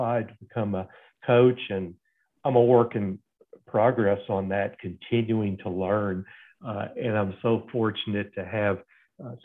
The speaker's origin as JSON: {"language": "English", "town": "Fort Worth", "region": "Texas", "country": "United States", "tie": "born or raised there", "said": "I grew up in Fort Worth, Texas"}